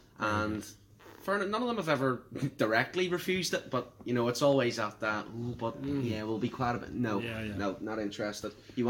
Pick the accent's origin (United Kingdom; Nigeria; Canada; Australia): United Kingdom; Northern Ireland; I feel British, and that's why I want to be, I want to identify as British and belong to Britain.